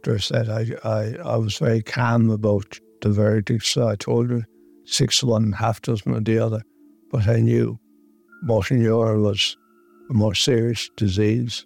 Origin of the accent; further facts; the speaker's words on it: Mayo, Connacht, Ireland; now in North County Dublin, Ireland; I'm originally from Mayo, and I live in North County Dublin.